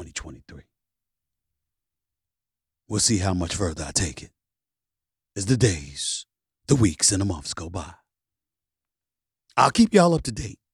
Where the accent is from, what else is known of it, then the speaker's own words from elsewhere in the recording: New York City, New York, United States; growing up in Hollis, Queens, New York